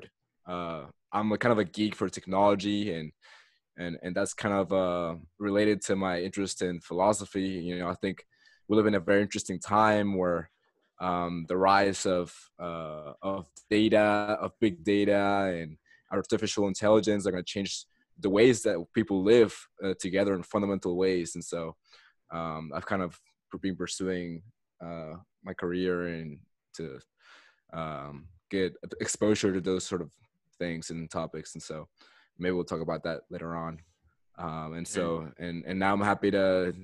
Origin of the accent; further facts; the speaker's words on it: Katy, Texas, United States; also born or lived in Caracas, Venezuela; Immigrated to the U.S. and grew up in Texas, in the same city, Katy.